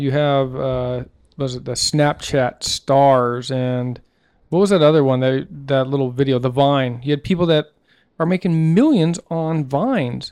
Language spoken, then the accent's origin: English; Southeast United States, United States; growing up in, you know, Southeast, you know, United States and Podunk Town